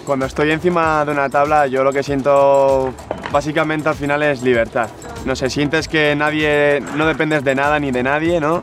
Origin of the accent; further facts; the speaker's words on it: San Sebastián, Basque Country, Spain; tengo 22 años, nací en San Sebastián